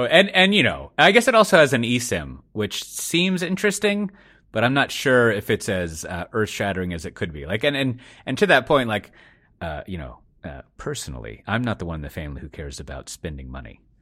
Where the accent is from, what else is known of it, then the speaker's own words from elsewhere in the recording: United States; now in Netherlands; I'm an American